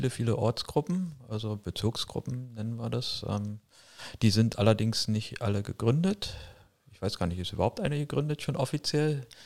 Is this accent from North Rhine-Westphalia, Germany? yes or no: no; Berlin, Germany; Ich bin aus Berlin.